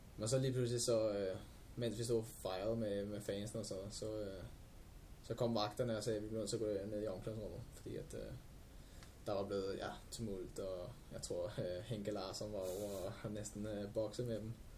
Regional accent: Albertslund, Capital Region of Denmark, Denmark

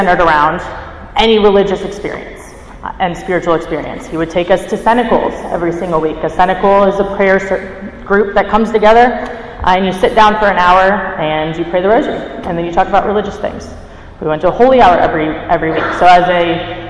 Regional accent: Cary, North Carolina, United States; I grew up in Cary, North Carolina, born and raised

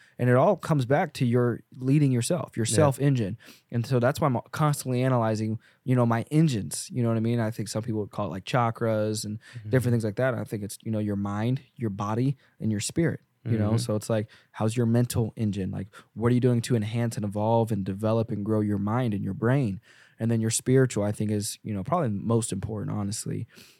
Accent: the South, United States; I'm not trying to be a cowboy and all, even though I grew up in the South

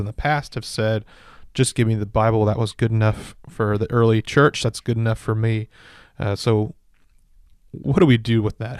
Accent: Kingsburg, California, United States; now in Ripon, United States; Kingsburg, my hometown, about two hours south of here

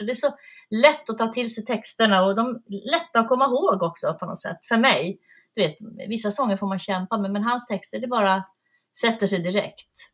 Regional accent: Piteå, Norrbotten County, Sweden; moved away; also born or lived in Malmö / Värmland; i Öjebyn utanför Piteå. Och där växte jag upp

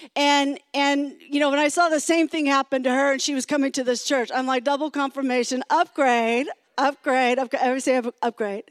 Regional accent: California, United States; I am from California. I've been in California for a long time

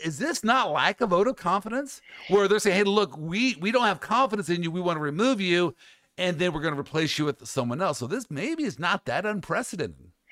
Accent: Midwest, United States; I'm from the Midwest.

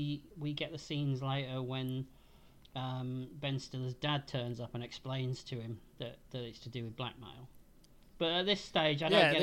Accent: England, United Kingdom; Growing up in England

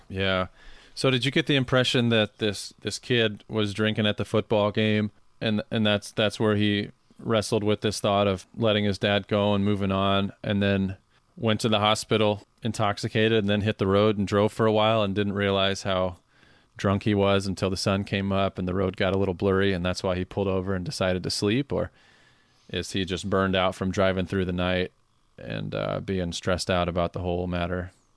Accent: Carroll, Iowa, United States; my hometown of Carroll, Iowa

